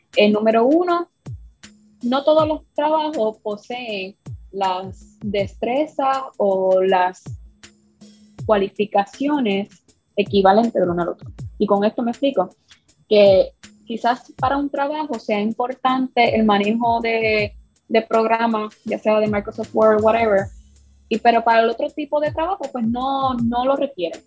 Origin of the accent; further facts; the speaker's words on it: Puerto Rico; yo soy puertorriqueña